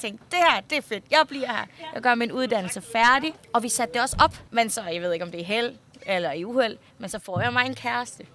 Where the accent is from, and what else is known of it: Denmark; born or raised there; Danish is a second language; also born or lived in Nong Khai, Thailand